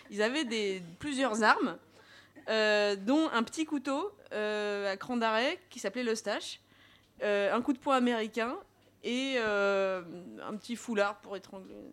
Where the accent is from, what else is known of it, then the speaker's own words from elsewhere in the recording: Paris, Île-de-France, France; born there; je suis parisienne de naissance, de mère euh, toulousaine qui se cache pour dire putain, pas de choco, et d'un père juif marocain qui reniait ses origines.